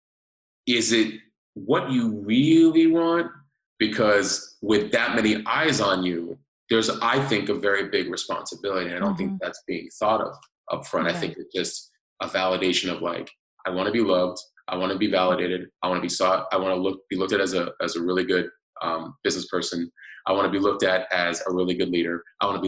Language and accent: English; New York, United States; moved away; I'm originally from New York